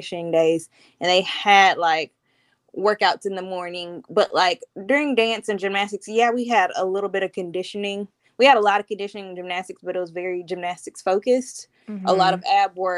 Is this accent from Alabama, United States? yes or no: yes; Montgomery, Alabama, United States; also born or lived in Birmingham; I was born and raised in Montgomery